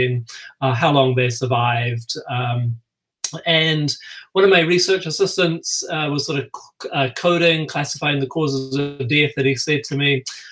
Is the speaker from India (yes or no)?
no; New Zealand; moved away as an adult; also born or lived in United States; now in Minnesota, United States; If you're hearing my accent, you're probably thinking that's probably not a Minnesota accent. I grew up in New Zealand